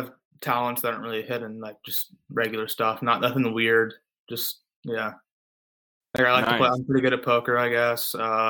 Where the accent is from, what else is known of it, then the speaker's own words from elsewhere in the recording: Leawood, Kansas, United States; also born or lived in Overland Park, Kansas; I am from Leawood, Kansas, Overland Park, Kansas.